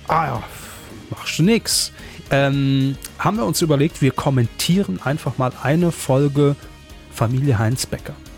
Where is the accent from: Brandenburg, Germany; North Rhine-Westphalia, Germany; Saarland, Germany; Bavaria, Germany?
Saarland, Germany; als Saarländer